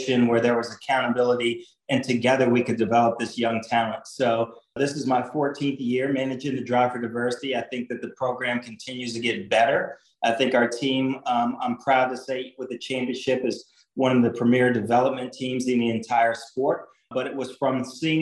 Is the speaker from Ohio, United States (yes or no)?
no; Indianapolis, Indiana, United States; I grew up in Indianapolis, literally 1 mile from the track